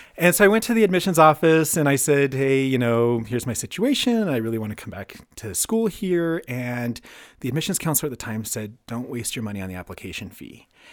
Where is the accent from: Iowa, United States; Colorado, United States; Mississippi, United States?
Colorado, United States; Cañon City; also born or lived in Denver, Colorado; I grew up mostly in Canyon City